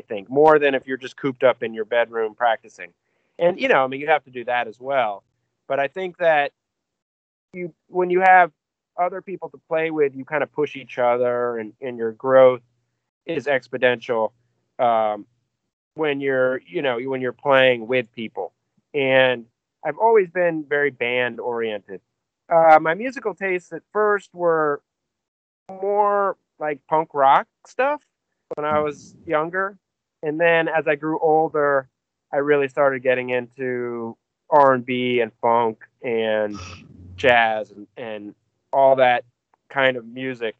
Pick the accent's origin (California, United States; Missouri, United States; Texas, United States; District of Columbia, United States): District of Columbia, United States; Washington; moved away as an adult; also born or lived in Chevy Chase, Maryland; now in New Orleans, United States; where I grew up in Washington, D.C.